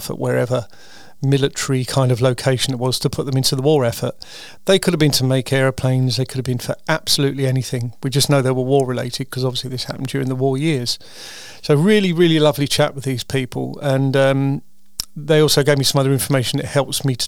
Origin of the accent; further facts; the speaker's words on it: United Kingdom; I'm a Brit.